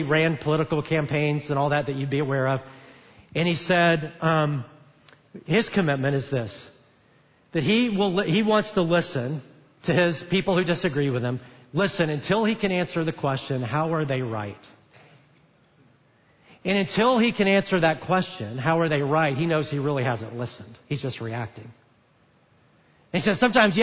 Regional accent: Alabama, United States; moved away; I'm from Alabama

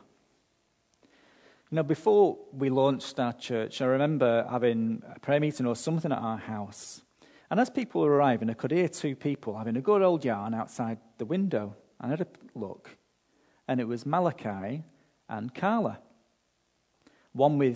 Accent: United Kingdom; now in Australia; being British

